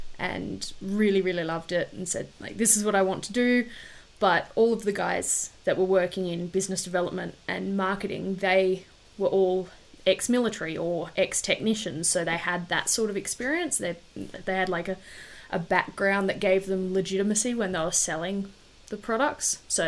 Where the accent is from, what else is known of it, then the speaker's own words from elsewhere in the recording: Darwin, Northern Territory, Australia; also born or lived in Wagga Wagga / Canberra; Childhood was good. Yeah, I was born in Darwin, which is up the very top of Australia. And because my dad's ex-army, we didn't move around heaps like a lot of the other army brats, but we moved from Darwin to Wagga Wagga and then back to Darwin